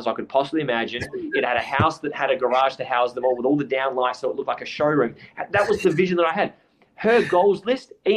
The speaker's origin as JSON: {"language": "English", "town": "Adelaide", "region": "South Australia", "country": "Australia", "tie": "born or raised there", "moved": "as an adult", "said": "I grew up in Adelaide my whole life"}